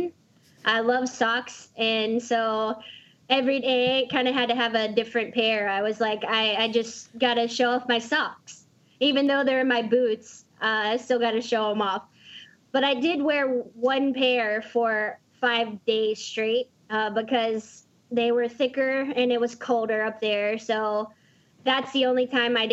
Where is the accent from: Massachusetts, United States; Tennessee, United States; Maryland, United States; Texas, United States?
Texas, United States; Dallas; I'm from Dallas